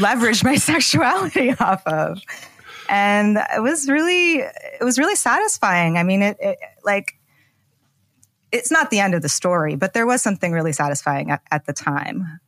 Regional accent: Pacific Northwest, United States; moved away as an adult; also born or lived in Soviet Union / New York; I was born in the former Soviet Union. My family came as political refugees in the late nineteen eighties. And I grew up in the Pacific Northwest

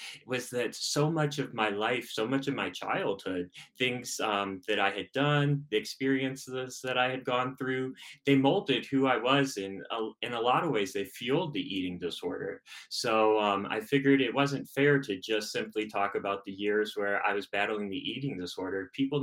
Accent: Chicago, Illinois, United States; moved away as an adult; now in Denver, United States; So I'm originally from Chicago, so a Midwest kid, and moved out here to Denver back in 2019

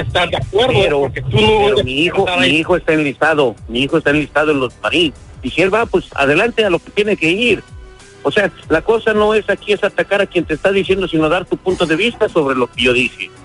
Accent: Mexico; now in United States; Yo soy de México

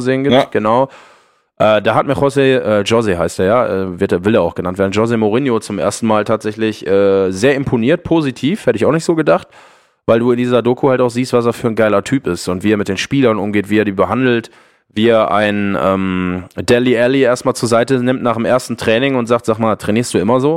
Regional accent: Ruhr area, North Rhine-Westphalia, Germany; Ich komme aus dem Ruhrgebiet, ich bin Kind des Ruhrgebiets

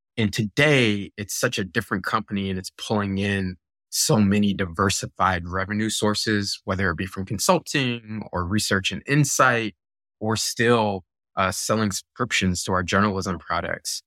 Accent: Virginia Beach, Virginia, United States; also born or lived in Buffalo, New York; my family moved to Virginia Beach, and I grew up in Virginia Beach, right? I did most of my school there

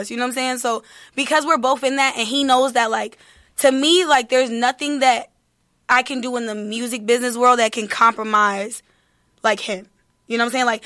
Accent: Detroit, Michigan, United States; I'm coming from Detroit. It's been situations where I ate a Snicker bar for the whole day and that's it.

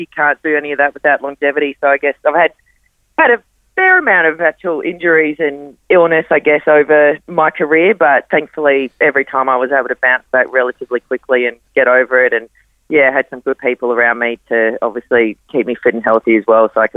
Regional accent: Gold Coast, Queensland, Australia; also born or lived in Adelaide, South Australia; I grew up on the Gold Coast. We did move to Adelaide for 5 years when I was little

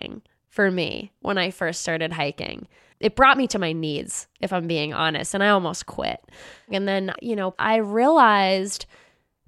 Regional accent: Los Angeles, California, United States; right here in my hometown in Los Angeles

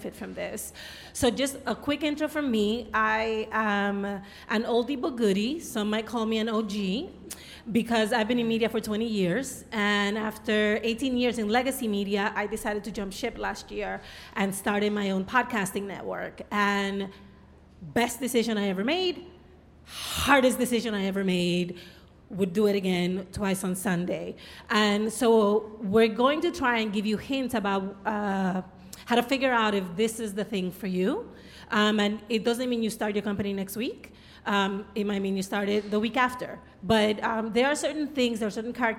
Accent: New York City, New York, United States; I'm a New Yorker

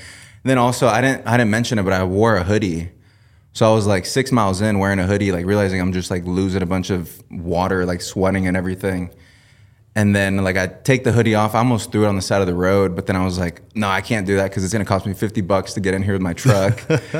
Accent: Vancouver, Washington, United States; I came from Vancouver, Washington. Porter always says Portland, Oregon.

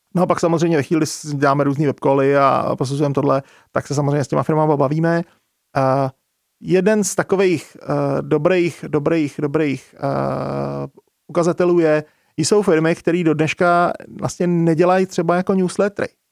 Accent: Czechia; tady u nás v Čechách

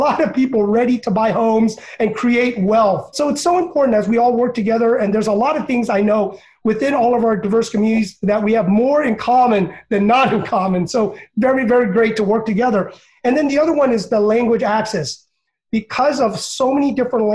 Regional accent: United States; I was born in America, sometimes, you know, they treat me as an immigrant

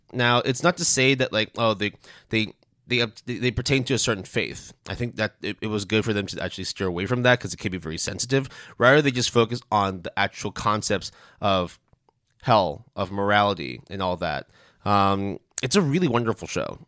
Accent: Canada; me being Canadian

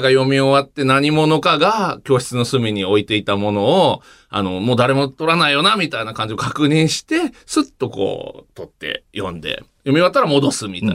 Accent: Tokyo, Japan; 東京の、もうずっと東京の真ん中って、都心じゃなくて田舎の方ですけど

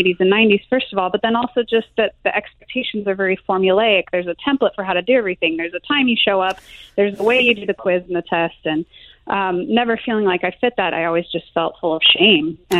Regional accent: Salt Lake City, Utah, United States; moved away; I grew up in Salt Lake City for a while

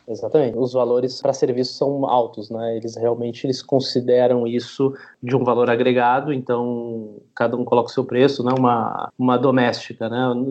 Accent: Brazil; moved away as an adult; now in Spain; eu sou brasileiro, com cidadania, nunca residi na Itália

